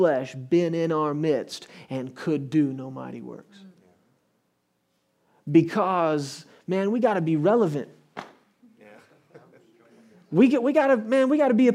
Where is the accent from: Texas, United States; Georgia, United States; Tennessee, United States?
Texas, United States; I come from Texas. We drive good trucks in Texas.